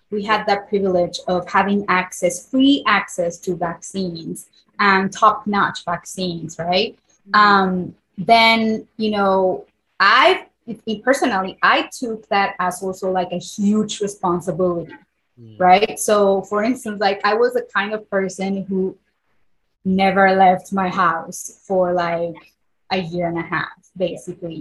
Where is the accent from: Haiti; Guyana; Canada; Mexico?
Mexico; Puebla; born or raised there; first language Spanish; English is a second language; moved away as an adult; now in United States